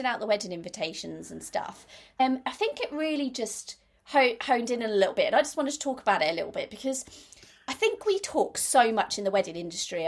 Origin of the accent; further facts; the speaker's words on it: Norwich, East of England, United Kingdom; moved away; also born or lived in Birmingham; I come from Norwich. I've got lots of friends and family in Norwich